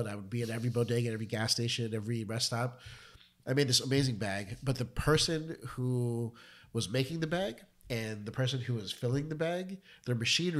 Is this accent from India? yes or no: yes; India; I'm Indian.